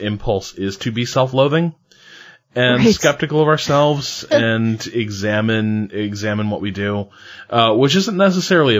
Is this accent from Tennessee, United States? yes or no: no; Indiana, United States; accent: Hoosier; we are both from Indiana